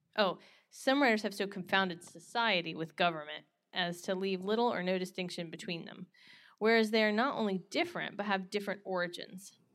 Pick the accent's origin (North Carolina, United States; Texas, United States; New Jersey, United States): North Carolina, United States; moved away; grew up in North Carolina